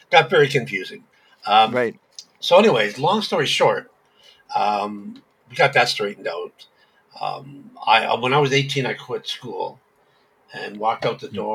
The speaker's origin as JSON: {"language": "English", "town": "Hamilton", "region": "Ontario", "country": "Canada", "tie": "born or raised there", "said": "Yes, I was born in Hamilton."}